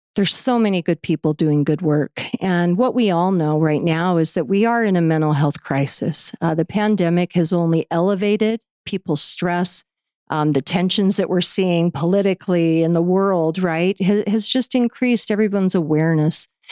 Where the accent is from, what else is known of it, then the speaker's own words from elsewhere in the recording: Orem, Utah, United States; I grew up in here in Utah in, in Orem.